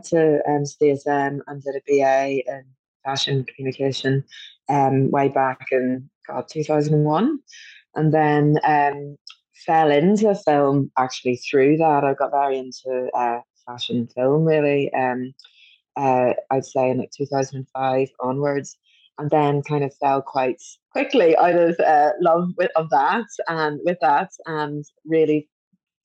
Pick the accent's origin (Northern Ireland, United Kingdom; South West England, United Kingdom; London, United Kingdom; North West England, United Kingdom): Northern Ireland, United Kingdom; Belfast; when I was a young teenager growing up in Belfast